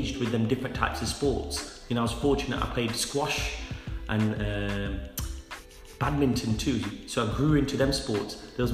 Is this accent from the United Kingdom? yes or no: yes; England, United Kingdom; I'm 40 years old, born in England.